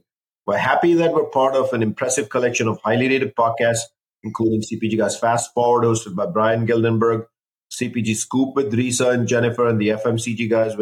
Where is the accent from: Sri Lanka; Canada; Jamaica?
Sri Lanka; moved away; I, of course, am born Sri Lankan